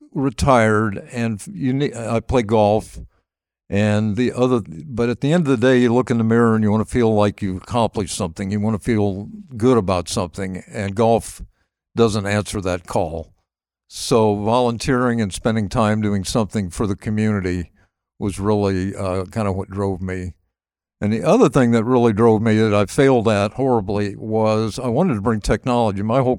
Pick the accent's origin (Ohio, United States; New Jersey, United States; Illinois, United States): Ohio, United States; Dayton; also born or lived in Columbia, South Carolina; And so I grew up in Dayton, and we would come up and spend the month of August.